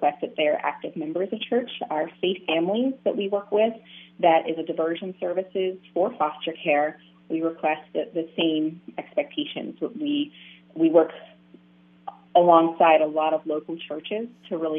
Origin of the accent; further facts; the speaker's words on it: Pennsylvania, United States; moved away as an adult; now in Florida, United States; I'm from Pennsylvania, so I started with a mentoring program up there